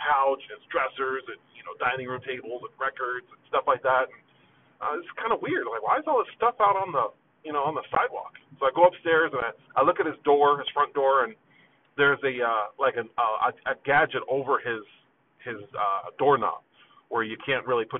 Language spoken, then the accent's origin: English; Phoenix, Arizona, United States; also born or lived in New Haven, Connecticut; I grew up on the west side of Phoenix